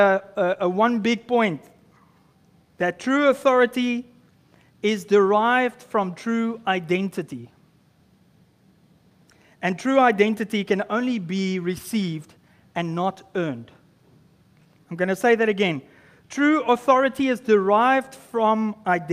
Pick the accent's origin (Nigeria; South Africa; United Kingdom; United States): South Africa; moved away as an adult; now in Canada; I just arrived in Canada as a South African